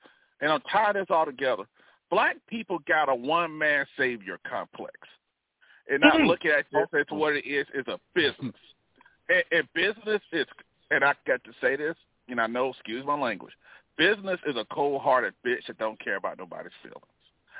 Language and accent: English; the South, United States; mind you, know, I'm from the South and everything